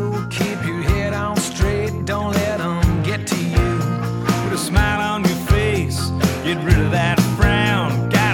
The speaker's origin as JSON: {"language": "English", "town": "Portland", "region": "Oregon", "country": "United States", "said": "I'm originally from Portland, Oregon, and I'm a proud University of Oregon Duck. And I love being from the Pacific Northwest"}